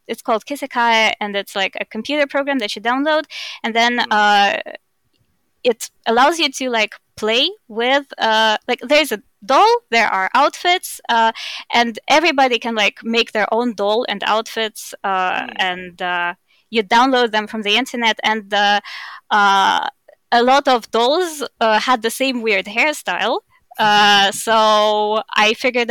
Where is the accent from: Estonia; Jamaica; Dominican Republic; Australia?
Estonia; accent: Russian; now in Germany; I grew up in Estonia, which has a 20% Russian population